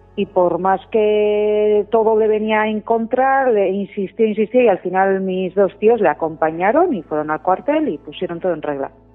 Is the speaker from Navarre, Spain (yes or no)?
yes; Leitza, Navarre, Spain; moved away as an adult; now in Álava, Spain; yo adoro a mi pueblo